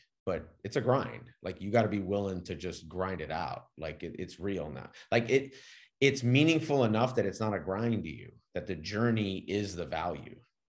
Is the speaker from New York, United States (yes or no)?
no; California, United States; I grew up with some in California